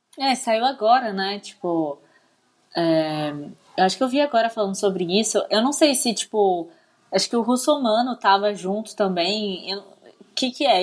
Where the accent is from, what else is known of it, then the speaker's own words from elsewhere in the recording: Barra do Piraí, Rio de Janeiro, Brazil; eu nasci em Barra do Piraí